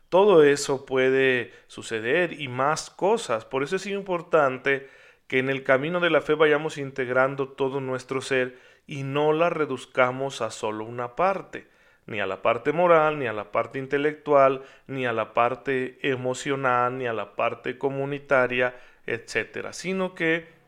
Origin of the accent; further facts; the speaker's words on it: Mexico; después de todo soy mexicano, soy miembro de este pueblo que tiene el catolicismo en sus raíces